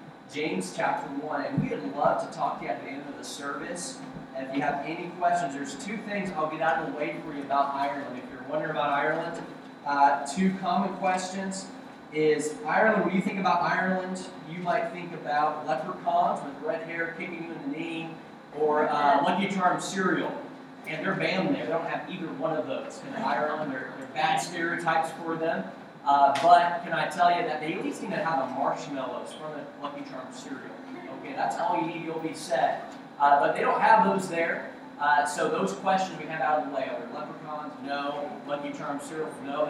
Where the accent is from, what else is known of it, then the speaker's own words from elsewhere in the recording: Okinawa, Japan; born there; I was born in Okinawa, Japan.